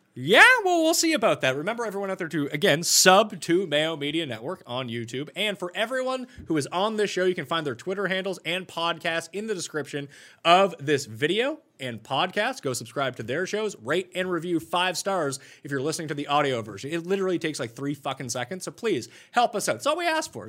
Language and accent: English; Canada